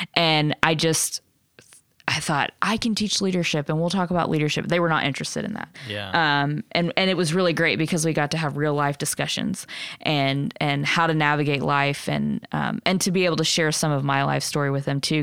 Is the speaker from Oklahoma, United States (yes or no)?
yes; Lawton, Oklahoma, United States; also born or lived in Nebraska; I grew up in Lawton.